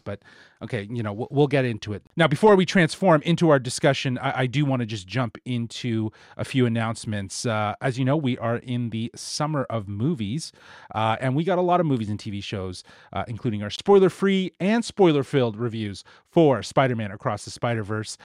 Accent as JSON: {"language": "English", "country": "Canada", "said": "we are Canadian."}